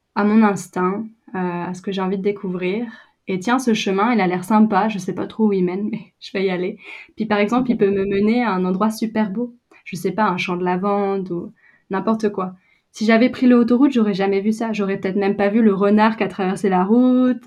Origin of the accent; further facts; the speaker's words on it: Brittany, France; moved away as an adult; also born or lived in England; now in New Zealand; je viens de Bretagne